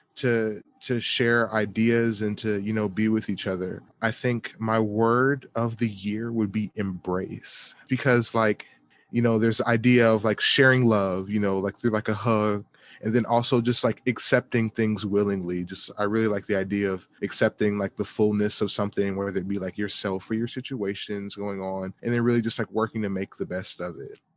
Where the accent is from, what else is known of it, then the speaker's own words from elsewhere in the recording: Atlanta, Georgia, United States; moved away; I'm from Atlanta, Georgia